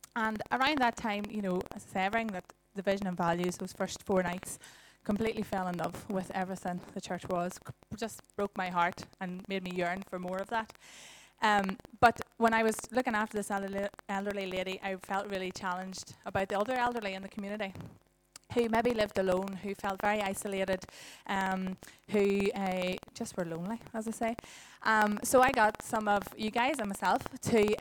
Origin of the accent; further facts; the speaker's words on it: Dungannon, Northern Ireland, United Kingdom; moved away as an adult; also born or lived in Dublin; now in Dungannon, United Kingdom; I'm originally from Dungannon